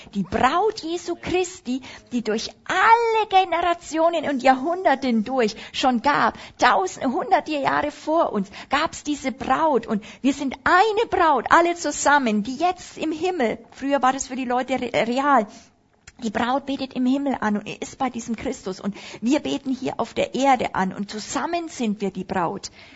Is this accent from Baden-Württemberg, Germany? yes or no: no; Upper Palatinate, Bavaria, Germany; Ich bin ja Oberpfälzer in Bayern